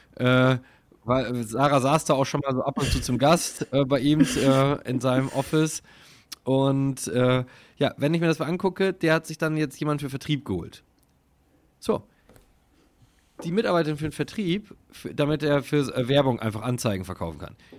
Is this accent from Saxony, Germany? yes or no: no; Münsterland, North Rhine-Westphalia, Germany; ich bin halt so im Dorf groß geworden und das, im Münsterland